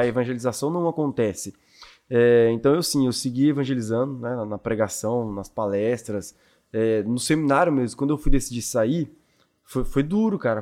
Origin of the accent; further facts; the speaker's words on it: Brazil; eu fui criado no Jardim Iguaçu, que é ali, Jardim Iguaçu o pessoal não conhece muito, mas é perto de Inocop São eu Lucas